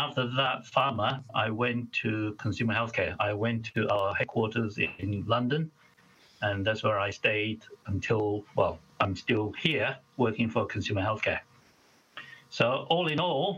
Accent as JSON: {"language": "English", "country": "Malaysia", "tie": "born or raised there", "moved": "as an adult", "lives_now": "United Kingdom", "said": "I was born in a little state, well, quite a big state, actually, in Malaysia, on the world's third largest island called Borneo"}